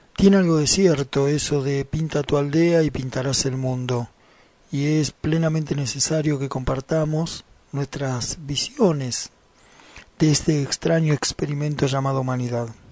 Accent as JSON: {"language": "Spanish", "country": "Argentina", "said": "aquí en mi país, en Argentina."}